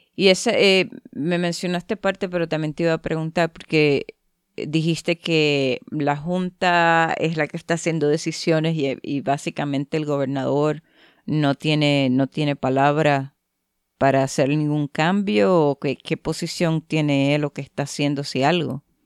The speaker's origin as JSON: {"language": "Spanish", "country": "Puerto Rico", "moved": "yes", "lives_now": "Canada", "said": "soy de la isla"}